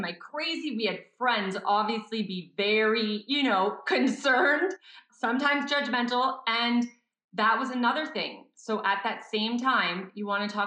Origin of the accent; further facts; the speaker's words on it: Montreal, Quebec, Canada; now in Calgary, Canada; I'm from Montreal